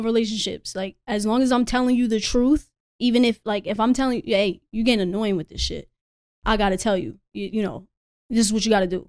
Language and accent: English; Reading, Pennsylvania, United States; moved away as an adult; also born or lived in Los Angeles; now in Las Vegas, United States; I'm originally from Redding, Pennsylvania, but here we are out here in Vegas